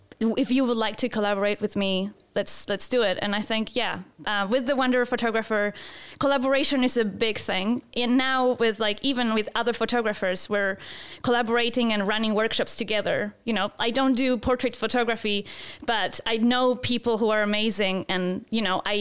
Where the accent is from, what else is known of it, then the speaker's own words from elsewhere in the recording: Santiago, Santiago Metropolitan Region, Chile; moved away as an adult; also born or lived in Gold Coast, Australia / Christchurch, New Zealand / Melbourne, Australia; now in New Zealand; I'm originally from Santiago, Chile. I lived there until I was 23 years old.